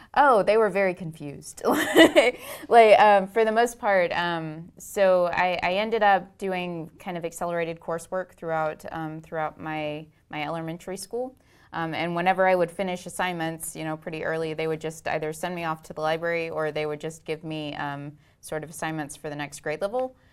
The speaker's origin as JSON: {"language": "English", "town": "Itasca", "region": "Texas", "country": "United States", "tie": "born or raised there", "also_born_or_lived": "Houston, Texas", "said": "I grew up in a tiny town, um, about halfway between Dallas and Waco"}